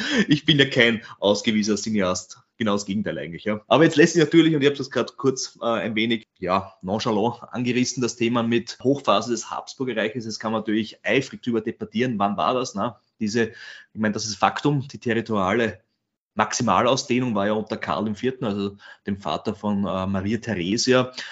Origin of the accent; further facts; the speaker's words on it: Burgenland, Austria; in meinem Heimatbundesland, im Burgenland